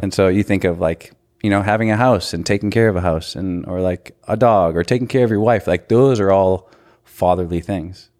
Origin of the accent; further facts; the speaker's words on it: North Dakota, United States; moved away as an adult; now in Kansas, United States; I was born and raised in North Dakota